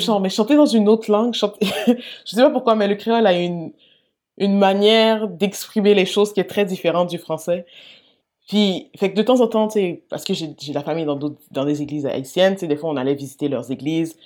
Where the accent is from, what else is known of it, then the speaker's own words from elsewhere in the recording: L'Assomption, Quebec, Canada; also born or lived in Montreal; je suis née à Sainte-Justine. je suis quand même, je au Québec depuis toutes les années de ma vie. Euh, hmm. J'ai célébré la Saint-Jean régulièrement